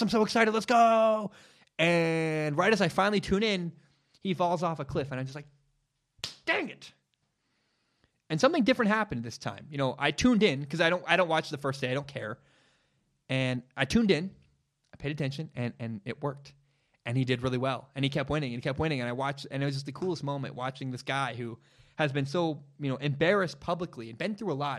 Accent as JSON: {"language": "English", "town": "Portland", "region": "Oregon", "country": "United States", "tie": "born or raised there", "said": "I grew up in Portland, Oregon. It's my hometown. It's where I'm from"}